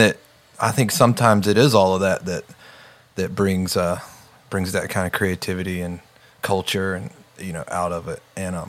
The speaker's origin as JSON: {"language": "English", "area": "right outside of Charlotte", "region": "North Carolina", "country": "United States", "tie": "born or raised there", "moved": "as an adult", "lives_now": "Redding, United States", "said": "I grew up in Charlotte. Well, I grew up right outside of Charlotte, but I moved to Charlotte when I was like 20, 21."}